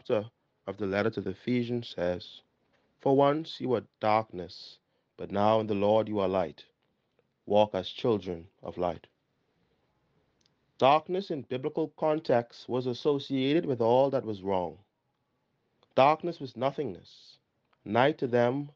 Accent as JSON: {"language": "English", "town": "Nassau", "region": "New Providence", "country": "Bahamas", "also_born_or_lived": "Barbados", "said": "I am from the Parish of St. Gregory the Great, located on Carmichael Road, New Providence"}